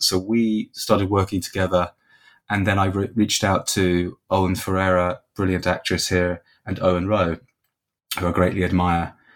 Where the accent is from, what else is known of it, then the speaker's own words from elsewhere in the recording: England, United Kingdom; now in Dublin, Ireland; I'm from England originally, um, but I've been here sort of more than half my life now